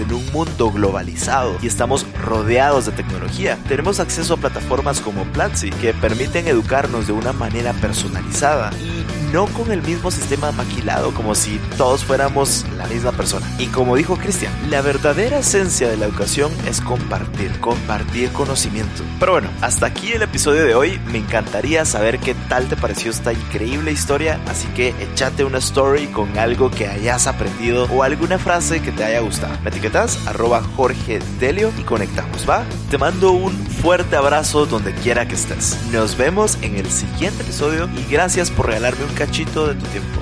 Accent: Guatemala; como guatemalteco

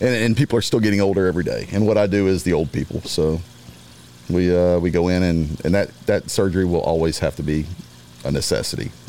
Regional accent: Beaumont, Texas, United States; also born or lived in Louisiana; I grew up in Beaumont, Texas. Graduated from high school there.

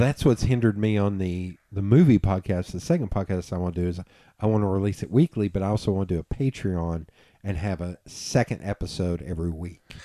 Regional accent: Knoxville, Tennessee, United States; "I'm from Tennessee." He's like, "Which part of Tennessee?" And I was like, "East Tennessee." He's like, "Wait, where in East Tennessee?" I was like, "Knoxville."

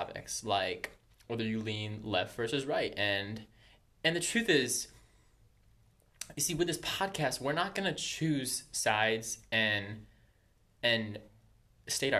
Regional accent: Maryland, United States; We're from Maryland. We're both from Maryland

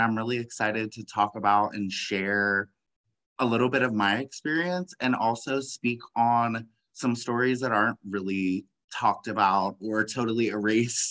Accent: Washington, District of Columbia, United States; now in Southern California, United States; I am originally from Washington, D.C. area. I currently live in Southern California.

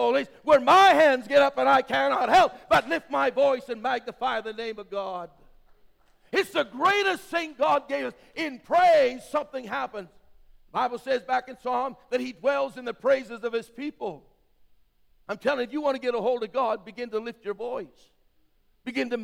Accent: Western Canada, Canada; I grew up in Western Canada

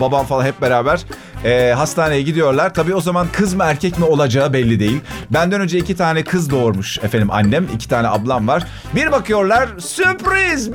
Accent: Akyazı, Sakarya, Turkey; moved away as an adult; also born or lived in Adapazarı / Eskişehir; now in Istanbul, Turkey; Ben Akyazı'da büyüdüm.

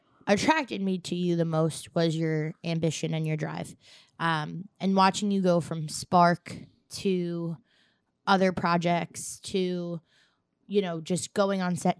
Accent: Staten Island, New York, United States; I'm an Irish girl Staten Island with a little bit of Italian sprinkled in.

